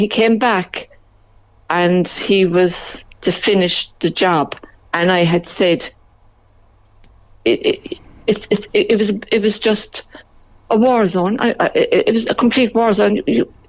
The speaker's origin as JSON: {"language": "English", "town": "Belfast", "region": "Northern Ireland", "country": "United Kingdom", "also_born_or_lived": "near Mallow", "moved": "yes", "lives_now": "Mallow, Ireland", "said": "I'm originally from Belfast"}